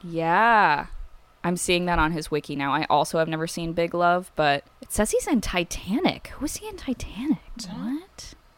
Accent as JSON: {"language": "English", "region": "Midwest", "country": "United States", "tie": "born or raised there", "said": "we grew up in the Midwest. We did not grow up in Oklahoma"}